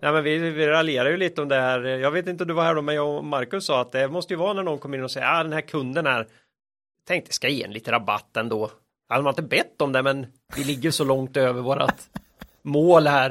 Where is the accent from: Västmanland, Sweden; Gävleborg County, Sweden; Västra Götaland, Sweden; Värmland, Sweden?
Västra Götaland, Sweden; Västergötland; moved away; Jag är ju västgöte från början.